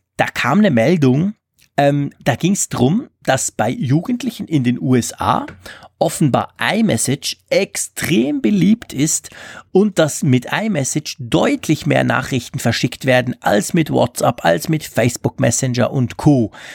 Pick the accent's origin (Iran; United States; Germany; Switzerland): Switzerland